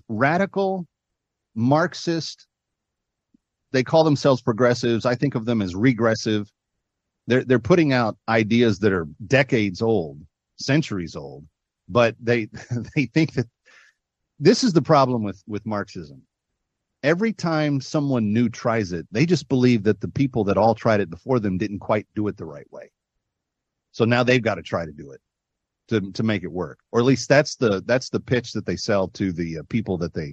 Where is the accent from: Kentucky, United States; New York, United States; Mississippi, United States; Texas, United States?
Texas, United States; Fort Worth; I grew up in the Fort Worth area.